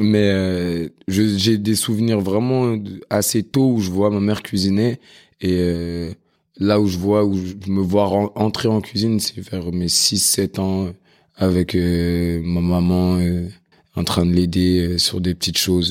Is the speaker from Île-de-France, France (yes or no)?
yes; Paris, Île-de-France, France; je suis né dans le 20e, j'ai grandi dans le 12e, puis dans le 13e. Et euh, voilà, maintenant aujourd'hui j'habite dans le 18e. Donc euh, Paris, Paris, Paris, Paris